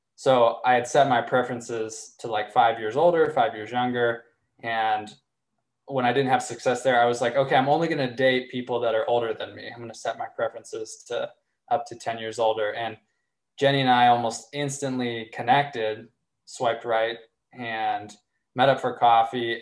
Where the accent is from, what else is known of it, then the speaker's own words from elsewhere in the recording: Arkansas, United States; I grew up in Arkansas